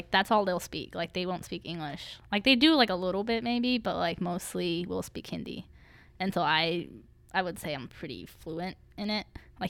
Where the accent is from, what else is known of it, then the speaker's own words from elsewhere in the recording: Galveston, Texas, United States; and then I was born in Galveston.